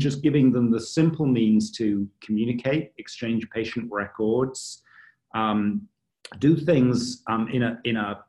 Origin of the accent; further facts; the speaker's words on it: United Kingdom; moved away; my home country, the United Kingdom